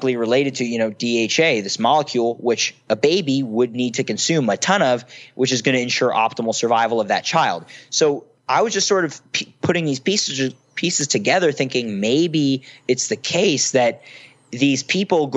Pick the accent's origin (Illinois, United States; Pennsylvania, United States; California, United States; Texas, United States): Pennsylvania, United States; Philadelphia; I was from Philly. I wasn't from San Francisco